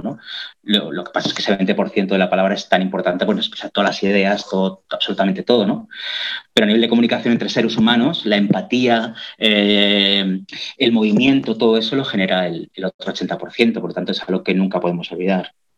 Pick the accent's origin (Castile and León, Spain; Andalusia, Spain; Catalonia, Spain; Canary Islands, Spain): Catalonia, Spain; first language Catalan; Spanish is a second language; todos los catalanes somos bilingües, ¿no? Todos desde niños hablamos las dos lenguas